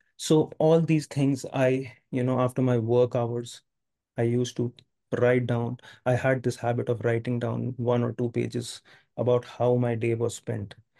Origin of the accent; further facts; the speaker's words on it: India; I'm from India. I, I have lived all, all my life in India